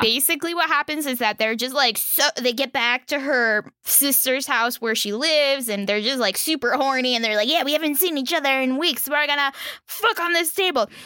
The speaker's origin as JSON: {"language": "English", "region": "Florida", "country": "United States", "moved": "yes", "said": "I'm from Florida"}